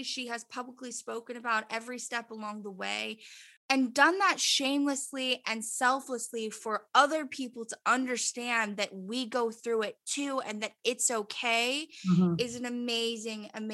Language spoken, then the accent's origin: English; Los Angeles, California, United States; also born or lived in United Kingdom; I was born and raised in Los Angeles